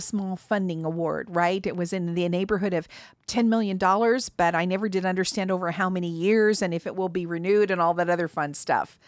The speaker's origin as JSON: {"language": "English", "region": "Mountain West", "country": "United States", "tie": "born or raised there", "said": "I was born in the Mountain West"}